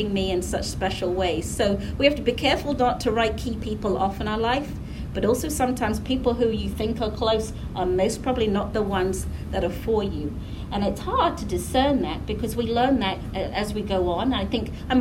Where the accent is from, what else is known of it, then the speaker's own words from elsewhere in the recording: England, United Kingdom; moved away as an adult; also born or lived in Caribbean / Savannah, Georgia / Nashville / Indiana; now in Raleigh, United States; when I was growing up in England